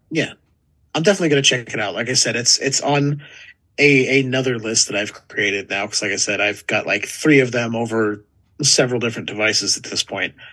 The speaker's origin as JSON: {"language": "English", "region": "California", "country": "United States", "tie": "born or raised there", "said": "I may have been born and raised in California"}